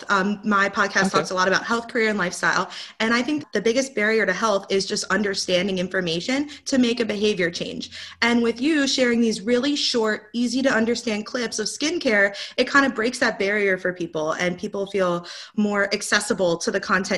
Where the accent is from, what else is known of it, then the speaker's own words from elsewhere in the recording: Delaware, United States; I live in Delaware. I was born in Delaware, nice. Went to school in Delaware, live in Delaware.